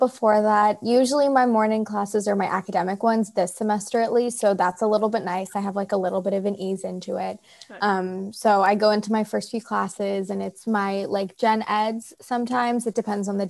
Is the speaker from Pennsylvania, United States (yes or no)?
no; Seattle, Washington, United States; I grew up in Seattle